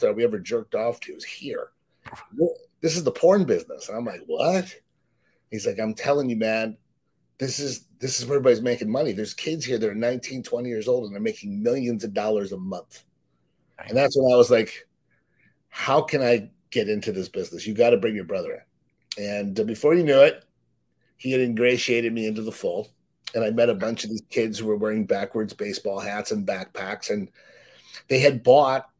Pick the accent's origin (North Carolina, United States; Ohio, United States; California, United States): Ohio, United States; Cleveland; moved away as an adult; now in San Diego, United States; I grew up in Cleveland, Ohio, very much like PDina. I'm from Ohio, got that Midwestern upbringing and work ethic